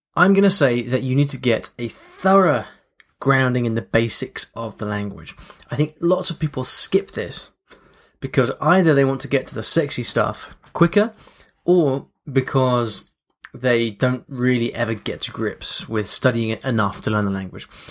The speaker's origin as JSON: {"language": "English", "region": "London", "country": "United Kingdom", "also_born_or_lived": "Paris", "said": "then went back to London and learnt languages back home in London as well"}